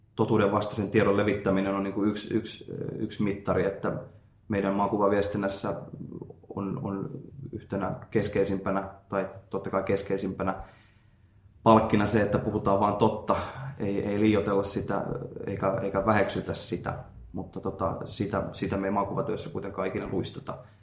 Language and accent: Finnish; Finland; now in Japan; olen Suomesta